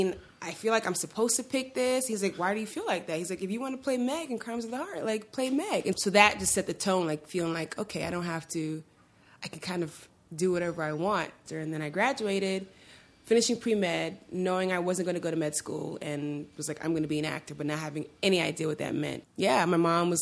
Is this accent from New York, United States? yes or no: yes; New York City, New York, United States; I grew up in Sunset Park, Brooklyn